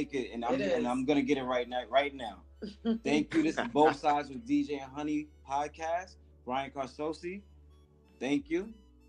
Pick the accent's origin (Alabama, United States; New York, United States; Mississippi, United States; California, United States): New York, United States; New York City; I think it's the Bronx in me, because I'm from the Bronx.